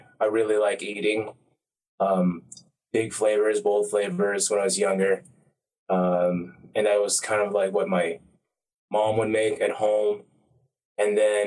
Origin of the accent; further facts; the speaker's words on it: Snellville, Georgia, United States; I am a Thai American, grew up in Georgia, Snellville, Georgia